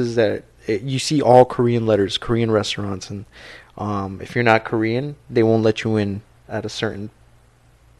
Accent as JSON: {"language": "English", "country": "Guatemala", "moved": "yes", "said": "I'm from Guatemala"}